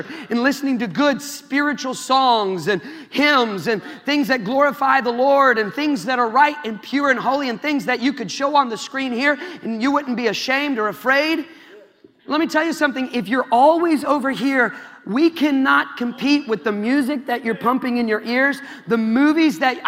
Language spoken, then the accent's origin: English; Iowa, United States; I'm from Iowa, man. I don't got any accent.